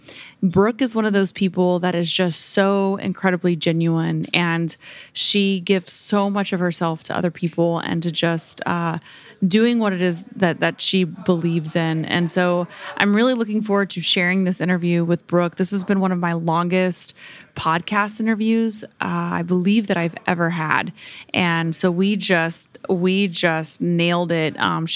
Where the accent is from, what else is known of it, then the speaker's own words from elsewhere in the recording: Oklahoma, United States; So I grew up in Oklahoma and my mom's actually flying out here.